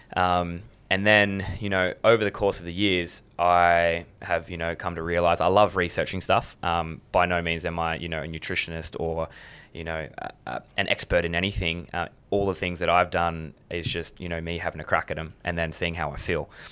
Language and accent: English; Adelaide, South Australia, Australia; also born or lived in Blue Mountains / Sydney; I was born in the Blue Mountains, and I lived in Sydney until I was eight years old. Moved to Adelaide